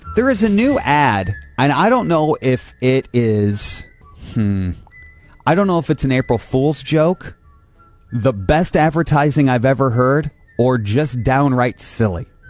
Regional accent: Angola, Indiana, United States; I grew up in Angola

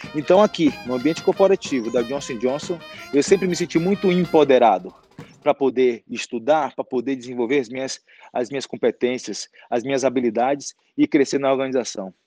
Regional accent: Salvador, Bahia, Brazil; now in São Paulo, Brazil; Sou baiano, nascido em Salvador

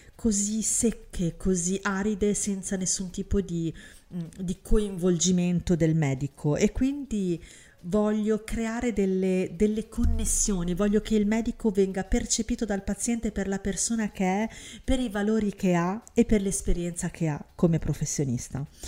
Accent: Syria; now in Italy; in Siria, mio paese natale

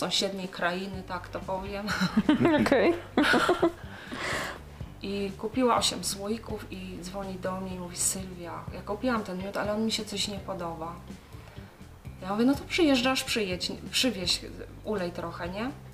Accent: Low Beskids, Poland; u nas w Beskidzie Niskim

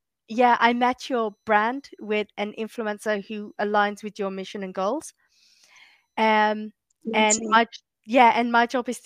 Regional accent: London, United Kingdom; moved away as an adult; now in Massachusetts, United States; I'm from East London, so like just right on Stratford.

